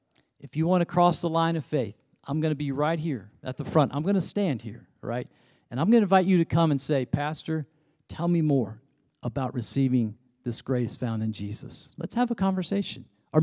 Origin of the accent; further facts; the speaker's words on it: the Bible Belt, United States; You know, back in the day, I grew up in the Bible Belt.